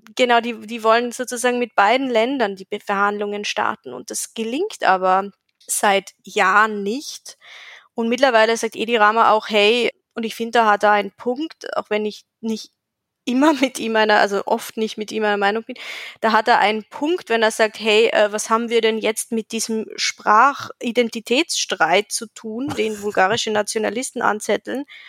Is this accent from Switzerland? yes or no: no; Carinthia, Austria; moved away as an adult; now in Albania; ich bin aus Kärnten